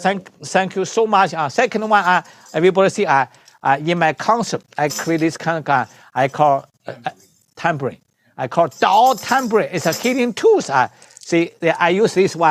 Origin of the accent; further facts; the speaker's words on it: China; moved away; I'm the doctor from China.